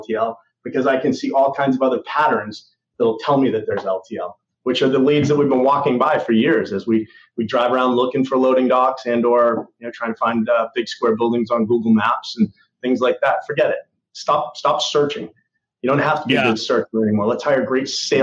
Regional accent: New England, United States; I'm a New England guy

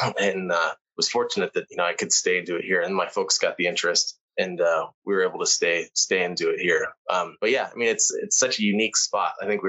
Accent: Phoenix, Arizona, United States; I was born here. So I grew up here. I love it here. You know, I thought when I was growing up, I grew up in Phoenix.

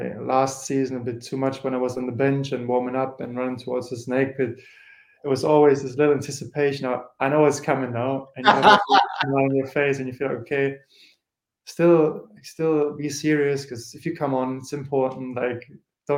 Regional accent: Germany; moved away as an adult; also born or lived in Norwich, United Kingdom; we're from Germany

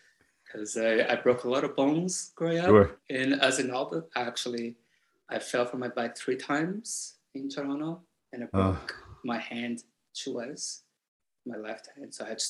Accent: Salvador, Bahia, Brazil; born there; I was born in Bahia, Salvador, which is the black realm of, you know, the globe, the planet.

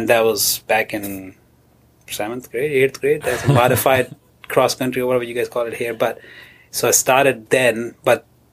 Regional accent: border with Afghanistan and Iran, Balochistan, Pakistan; moved away as an adult; now in Rochester, United States; I was born and raised in southern... western border of Pakistan with Afghanistan and Iran, that corridor

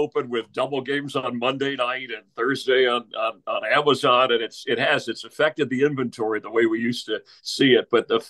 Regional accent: Florida, United States; moved away; I'm originally from Florida

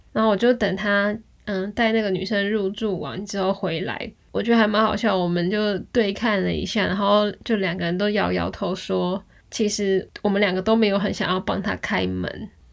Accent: Taiwan; moved away as an adult; also born or lived in Kyoto, Japan; 我们是台湾来的啊，然后我们是来打工度假的

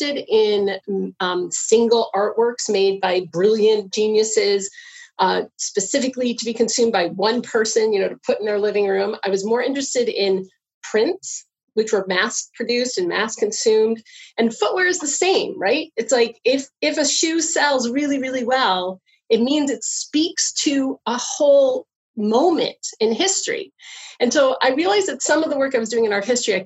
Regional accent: United States; moved away as an adult; now in Canada; I am from the States

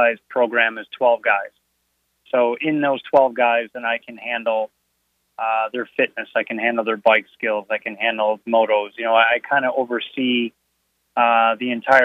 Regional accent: Northern Illinois, United States; moved away; I'm from Northern Illinois

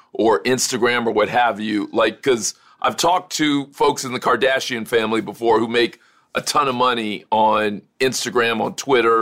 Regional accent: Miami, Florida, United States; I'm from Miami too

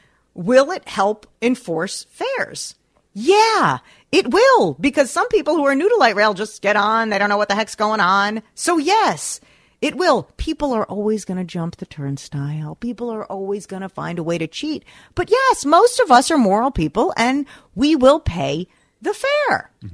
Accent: New Jersey, United States; now in Minnesota, United States; Look, I grew up in New Jersey. We always paid for the bus. You always paid for the subway.

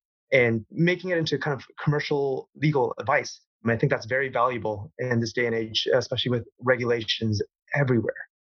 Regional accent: Toronto, Ontario, Canada; moved away as an adult; also born or lived in Hong Kong; now in Singapore; Originally, I was born in Hong Kong. And I immigrated to Canada when I was around 5 years old. I settled in Toronto in Canada. And so that I'm basically Canadian through and through.

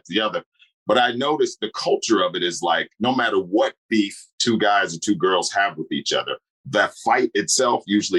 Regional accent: Chicago, Illinois, United States; moved away as an adult; also born or lived in New York; now in Los Angeles, United States; Right now, I'm in Chicago, my hometown, hanging out for a little while. But I'm based in L.A.

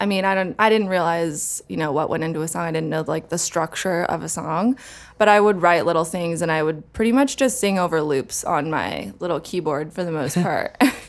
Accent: Portland, Oregon, United States; born there; So I was born in Portland, Oregon.

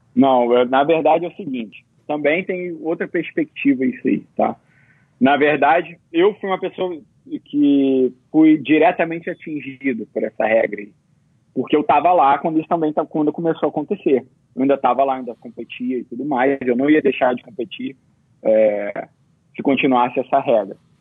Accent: Brazil; moved away; also born or lived in Abu Dhabi; eu sou brasileiro

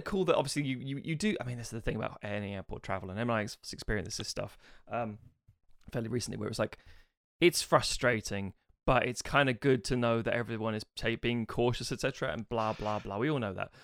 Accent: United Kingdom; we're three British sumo wrestling fans

